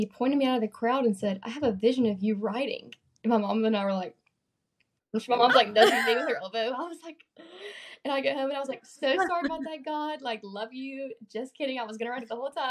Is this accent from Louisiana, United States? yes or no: no; Birmingham, Alabama, United States; also born or lived in Mississippi; I grew up in Birmingham, Alabama